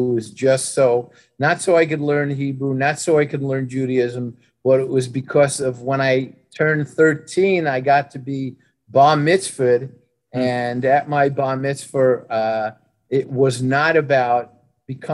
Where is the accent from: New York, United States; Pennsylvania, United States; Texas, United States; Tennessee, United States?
New York, United States; New York City; in Brooklyn, grew up in not a Jewish area